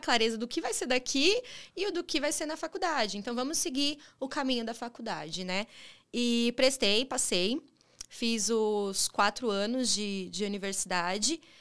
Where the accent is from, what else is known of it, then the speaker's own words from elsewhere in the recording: São Caetano do Sul, São Paulo, Brazil; Sou de São Caetano, São Caetano do Sul, ABC, né? É, fui criada pelos meus avós avós paternos